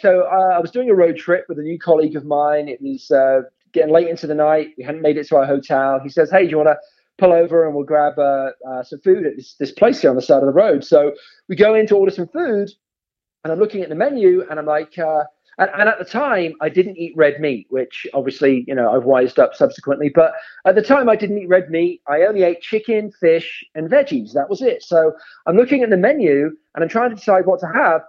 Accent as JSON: {"language": "English", "town": "Oxford", "region": "South East England", "country": "United Kingdom", "tie": "born or raised there", "also_born_or_lived": "Abingdon", "moved": "as an adult", "lives_now": "United States", "said": "So I grew up in Oxford"}